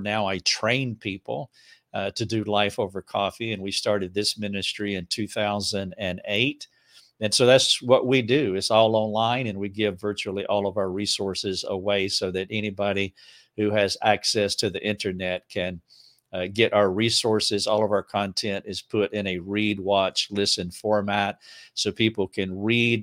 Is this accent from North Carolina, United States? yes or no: yes; Charlotte, North Carolina, United States; now in Greenville, United States; I'm from right outside of Charlotte, North Carolina, so it's just a hundred miles away